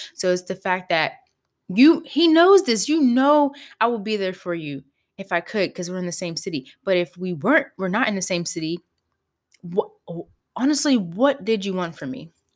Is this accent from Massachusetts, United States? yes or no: no; Pittsburgh, Pennsylvania, United States; I grew up in Pittsburgh, P